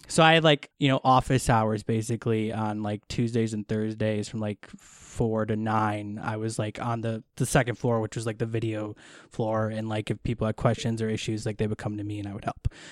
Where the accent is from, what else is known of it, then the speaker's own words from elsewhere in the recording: Wisconsin, United States; moved away as an adult; now in Los Angeles, United States; I am originally from Wisconsin, but I've been in LA since 2012